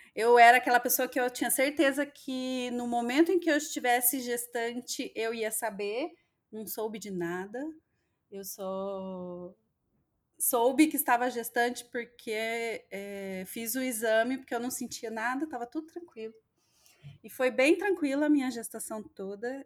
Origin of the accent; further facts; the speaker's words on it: interior of Minas Gerais, Brazil; also born or lived in São Paulo; now in Londrina, Brazil; a minha cidade lá no interior de Minas, uma cidade pequena